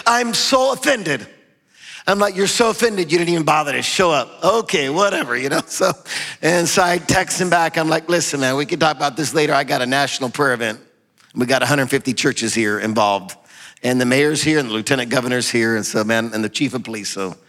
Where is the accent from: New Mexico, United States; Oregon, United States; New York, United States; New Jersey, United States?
New Mexico, United States; Albuquerque; I've never seen, because I grew up in Albuquerque, I've been in public office 20, I've never seen anything like this.